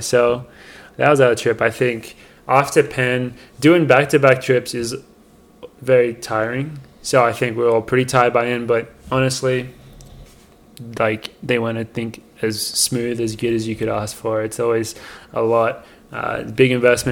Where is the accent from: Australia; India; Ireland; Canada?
Australia; now in Boulder, United States; growing up as an Australian runner